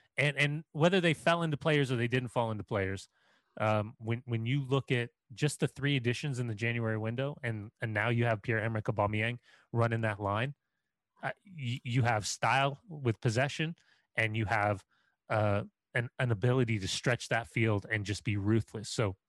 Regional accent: Scotland, United Kingdom; I'm also Scottish, done, Seth.

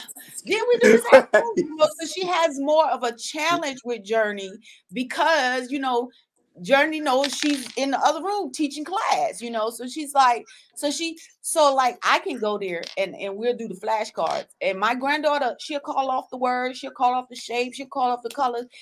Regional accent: South Carolina, United States; moved away as an adult; also born or lived in Sanford, North Carolina; my hometown in South Carolina, like our high school is really our safe zone

